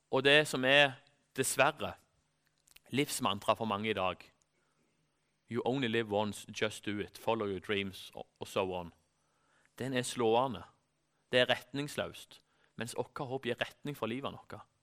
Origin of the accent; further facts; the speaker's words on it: Norway